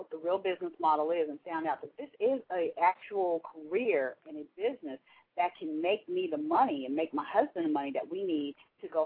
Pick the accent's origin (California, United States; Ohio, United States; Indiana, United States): Ohio, United States; Dayton; now in Atlanta, United States; I'm from Atlanta. Well, um, I live in Atlanta, Georgia. I'm from Dayton, Ohio.